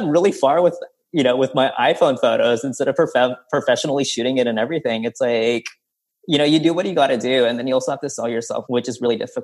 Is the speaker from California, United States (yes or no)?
yes; Stockton, California, United States; my upbringing growing up in Stockton, California